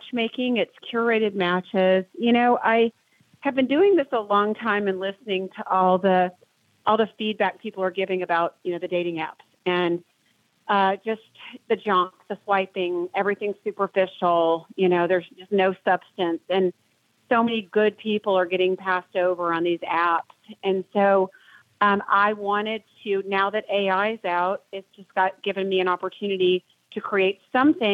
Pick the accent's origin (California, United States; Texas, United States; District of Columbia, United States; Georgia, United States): Georgia, United States; Atlanta; I'm from Atlanta